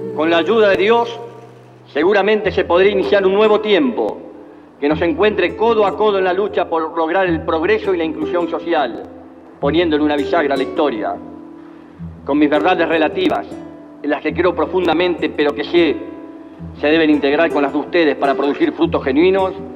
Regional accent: Argentina; Como argentino

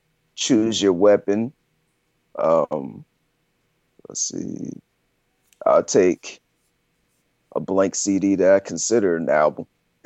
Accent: Fort Campbell, Kentucky, United States; now in Columbia, United States; No, I'm a military child. I'm from Fort Campbell, Kentucky.

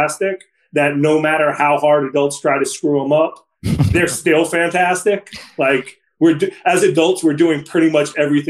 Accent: New York City, New York, United States; I grew up at a rec center, the Dappolito Center. It was known as Carmine Street when I was there

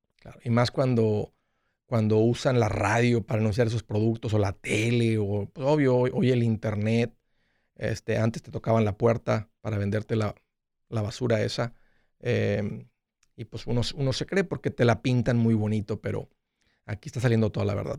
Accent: Matamoros, Tamaulipas, Mexico; moved away; somos paisanos, somos del mismo pueblo

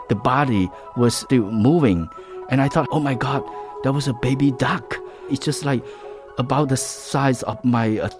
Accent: Kampong Speu, Cambodia; moved away; also born or lived in Phnom Penh, Cambodia; Where I grew up in Kampung Spu

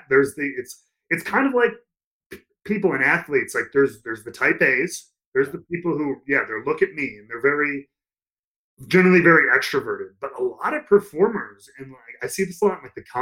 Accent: Chicago, Illinois, United States; moved away as an adult; also born or lived in Tampa, Florida / Orlando, Florida; I grew up in Chicago, cold weather

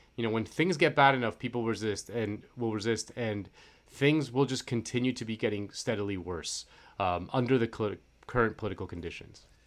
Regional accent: Florida, United States; moved away; I'm from Florida, so all my friends are back at home in Florida

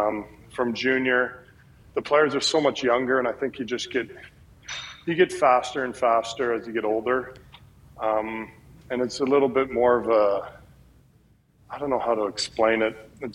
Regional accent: Canada; I think that it's something that as a Canadian player, there's more awareness of what's going on down in the U.S.

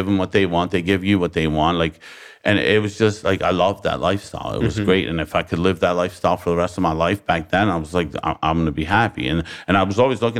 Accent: Baltimore, Maryland, United States; I lived there I lived there for 42 years, Baltimore City.

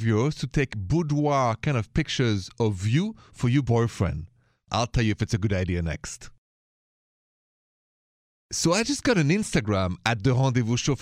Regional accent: Paris, Île-de-France, France; accent: thick French; English is a second language; moved away; my thick French accent straight from Paris, Paris, la ville de l'amour, city of love.

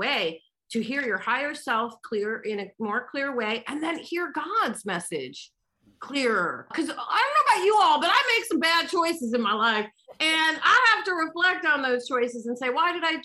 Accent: United States; I'm American

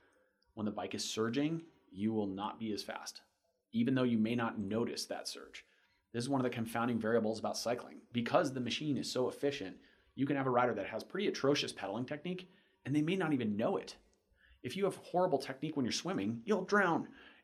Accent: Florida, United States; Wait, I'm from Florida. I don't care. Hmm. All my roads are flat.

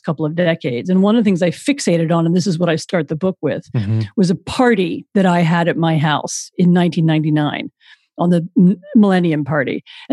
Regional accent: Washington, District of Columbia, United States; moved away as an adult; also born or lived in Poland; I'm American. I grew up in Washington, D.C.

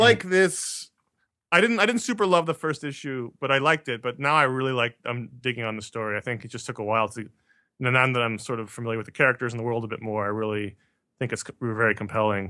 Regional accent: New York City, New York, United States; I grew up in New York City

